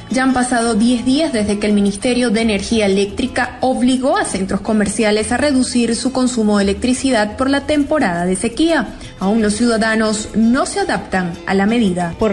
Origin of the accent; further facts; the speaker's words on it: Venezuela; Entonces somos nosotros, los venezolanos, los que nos vemos este, afectados y, atados de manos porque no tenemos donde reclamar nuestro descontento